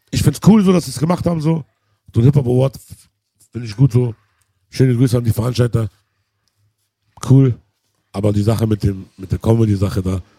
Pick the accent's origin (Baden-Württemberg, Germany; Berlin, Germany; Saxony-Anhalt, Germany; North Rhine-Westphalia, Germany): Berlin, Germany; In Berlin auch noch, wir sind Berliner, Alter.